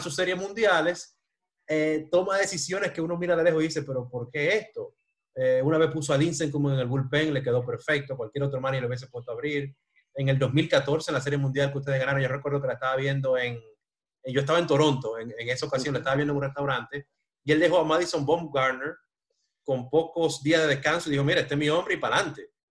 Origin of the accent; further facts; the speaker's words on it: Dominican Republic; yo soy de República Dominicana